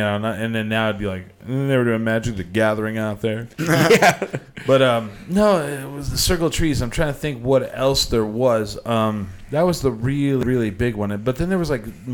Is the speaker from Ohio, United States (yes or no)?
no; Clovis, New Mexico, United States; we didn't have anything like that in Clovis